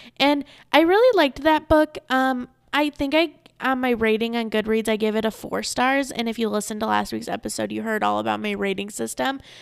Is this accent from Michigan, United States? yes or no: yes; Saginaw, Michigan, United States; also born or lived in Ypsilanti, Michigan; now in Arizona, United States; I was born in Saginaw, Michigan